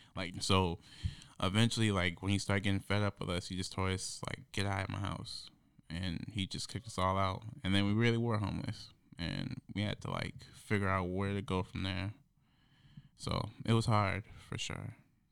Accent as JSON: {"language": "English", "town": "Beloit", "region": "Wisconsin", "country": "United States", "said": "It was just, a spur-of-the-moment thing, because I came here from Beloit, Wisconsin. It's, on the border of Illinois and Wisconsin."}